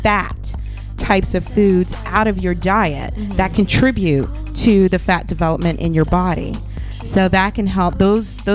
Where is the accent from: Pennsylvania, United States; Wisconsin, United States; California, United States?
Pennsylvania, United States; Philadelphia; now in Chicago, United States